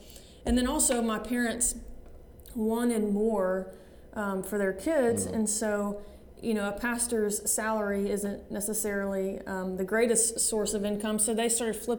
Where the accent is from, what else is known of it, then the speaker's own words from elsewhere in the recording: Alabama, United States; So I grew up, my dad and my mom are pastors. They pastor a church there in Alabama.